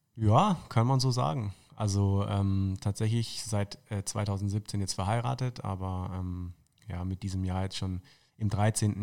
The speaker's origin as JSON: {"language": "German", "town": "Tauberbischofsheim", "region": "Baden-Württemberg", "country": "Germany", "tie": "born or raised there", "also_born_or_lived": "Würzburg", "moved": "as an adult", "lives_now": "Munich, Germany", "said": "aufgewachsen in Tauberbischofsheim und dann eben in Würzburg studiert"}